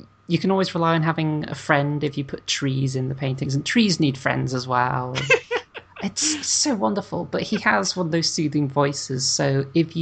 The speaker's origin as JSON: {"language": "English", "country": "United Kingdom", "said": "I'm British"}